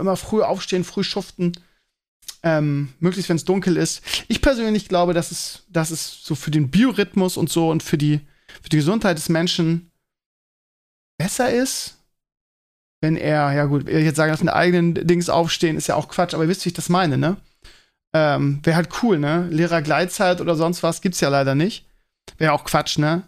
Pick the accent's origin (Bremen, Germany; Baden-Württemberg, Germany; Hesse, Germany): Bremen, Germany; als ich ganz klein war, bin ich ja in Bremen-Walle groß geworden